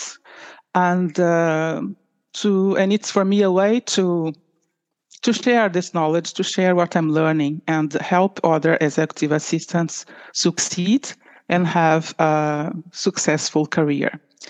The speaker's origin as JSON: {"language": "English", "region": "Rio de Janeiro", "country": "Brazil", "moved": "as an adult", "lives_now": "Oslo, Norway", "said": "I'm Brazilian from Rio de Janeiro. And I moved to Norway for 25 years already, 25 years ago"}